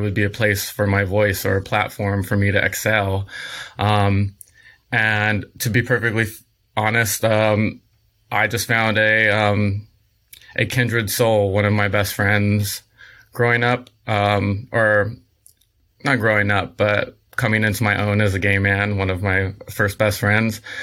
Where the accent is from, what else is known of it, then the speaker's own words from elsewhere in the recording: San Diego, California, United States; now in Los Angeles, United States; I'm originally from San Diego, um, Southern California, born and raised